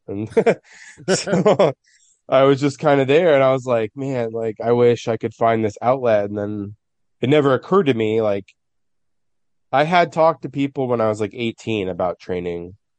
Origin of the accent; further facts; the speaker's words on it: San Francisco, California, United States; I'm from San Francisco. I've lived my whole life in the city